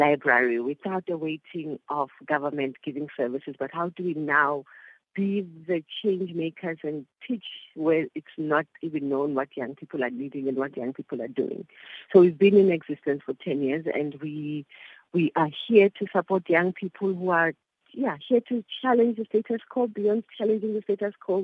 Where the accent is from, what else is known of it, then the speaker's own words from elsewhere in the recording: Soweto, Gauteng, South Africa; now in Langa, South Africa; I grew up in Soweto, I stay in Langa